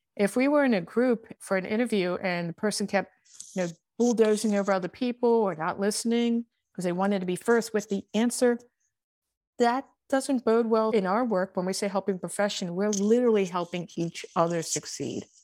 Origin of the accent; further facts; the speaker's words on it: Baltimore, Maryland, United States; accent: Baltimore; my Baltimore accent